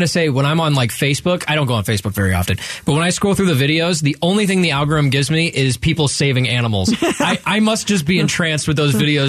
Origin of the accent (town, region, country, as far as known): Dallas, Texas, United States; born or raised there; also born or lived in Cleveland, Ohio / Colorado Springs, Colorado; now in Phoenix, United States